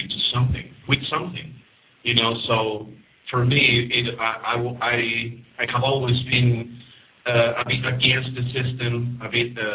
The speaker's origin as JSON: {"language": "English", "region": "Mexico City", "country": "Mexico", "said": "I'm from Mexico City. I'm 35 years old"}